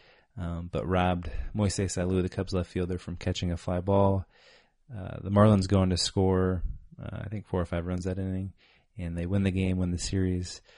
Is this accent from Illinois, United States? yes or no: yes; North Central Illinois, United States; we were playing for our hometown team, the Beaver Valley Storm. We're both from North Central Illinois, small high school.